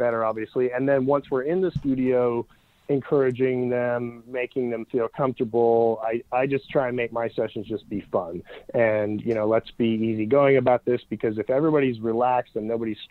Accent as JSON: {"language": "English", "country": "Canada", "said": "I'm Canadian"}